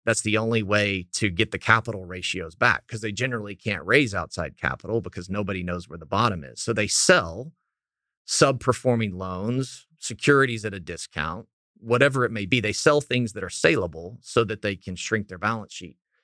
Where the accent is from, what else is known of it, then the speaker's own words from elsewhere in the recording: Clinton, Oklahoma, United States; I grew up in Clinton, Oklahoma, uh, ninety miles west of Oklahoma City